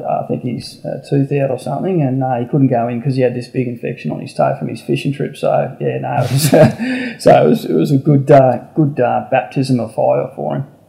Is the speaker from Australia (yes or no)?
yes; Canberra, Australian Capital Territory, Australia; I was Canberra born and bred